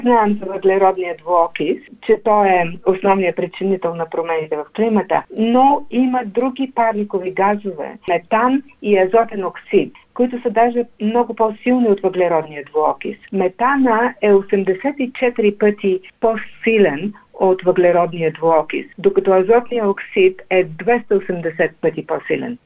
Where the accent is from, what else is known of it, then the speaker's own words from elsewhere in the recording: Bulgaria; за нас като българи